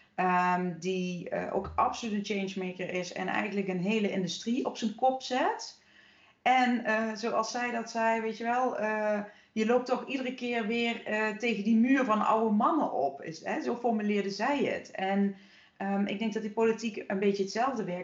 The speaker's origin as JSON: {"language": "Dutch", "town": "Horst", "region": "Limburg", "country": "Netherlands", "tie": "born or raised there", "said": "in dat dorp hier eh, in Horst, waar ik nu weer woon, waar ik ben opgegroeid"}